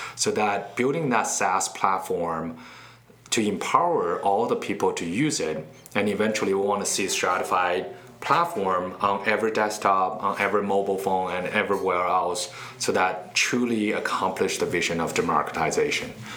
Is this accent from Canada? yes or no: no; Beijing, China; moved away as an adult; also born or lived in Charlotte, North Carolina, United States / West Coast, United States; now in United States; I was born and raised in Beijing. I uh, came to the States about 14 years ago